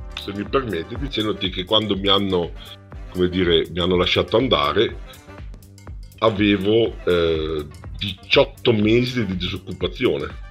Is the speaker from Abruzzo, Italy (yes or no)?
no; Padua, Veneto, Italy; also born or lived in Bologna; sono padovano